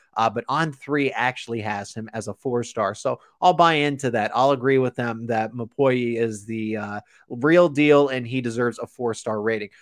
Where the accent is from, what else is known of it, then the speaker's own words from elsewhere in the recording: Maryland, United States; I grew up in Maryland